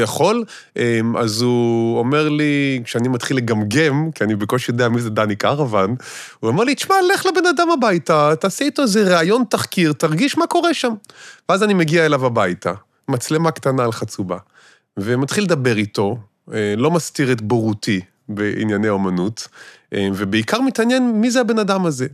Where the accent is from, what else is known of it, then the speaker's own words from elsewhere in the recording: Israel; חונכתי וגדלתי במשפחה כפרית מושבניקית כזאת